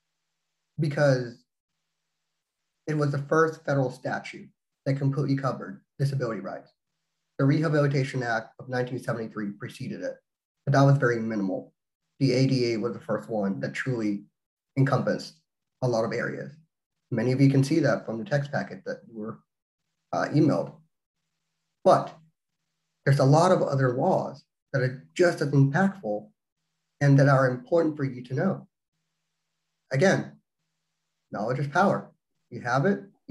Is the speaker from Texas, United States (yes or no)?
yes; Texas, United States; now in Oklahoma, United States; I'm originally from Texas, but I'm licensed to practice in Oklahoma